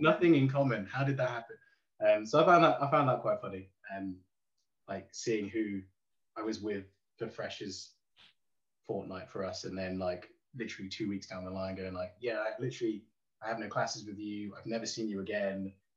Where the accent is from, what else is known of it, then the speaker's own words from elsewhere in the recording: Derby, East Midlands, United Kingdom; I'm from Derby.